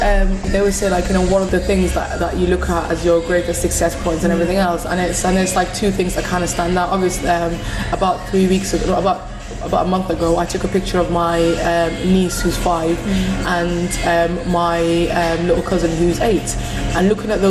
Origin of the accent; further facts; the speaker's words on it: Somalia; now in United Kingdom; love being Somali, I love being coming from a Muslim background, but I also want to be protected as a British citizen.